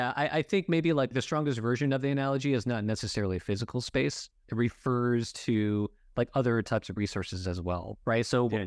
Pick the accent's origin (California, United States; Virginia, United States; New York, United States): California, United States; Los Angeles; I grew up in Los Angeles, which is extremely diverse, right?